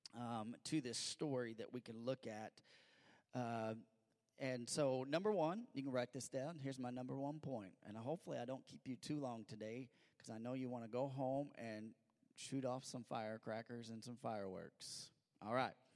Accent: Missouri, United States; I grew up in Missouri

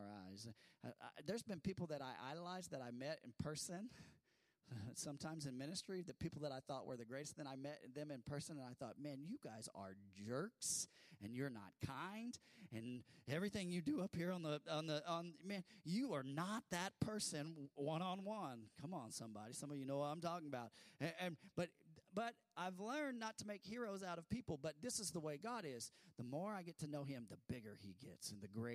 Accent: California, United States; I grew up in California where I went to school with a lot of Mormons

